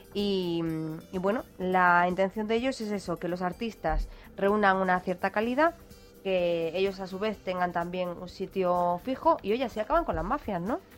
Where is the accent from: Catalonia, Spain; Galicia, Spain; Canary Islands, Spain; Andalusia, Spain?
Andalusia, Spain; Málaga; de mi tierra, del Ayuntamiento de Málaga